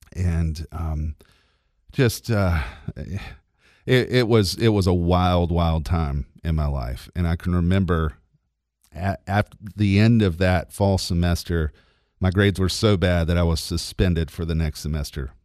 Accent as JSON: {"language": "English", "town": "LaGrange", "region": "Georgia", "country": "United States", "tie": "born or raised there", "said": "I was born in LaGrange and have lived there my entire life, and I still live there"}